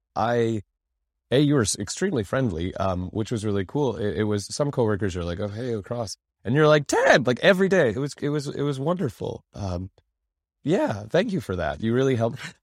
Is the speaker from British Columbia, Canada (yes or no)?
yes; Fort St. John, British Columbia, Canada; growing up in Fort Saint John